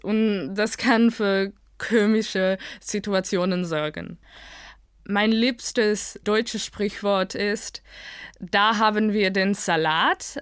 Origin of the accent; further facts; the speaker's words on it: Amsterdam, North Holland, Netherlands; German is a second language; ich komme aus Amsterdam, die Niederlande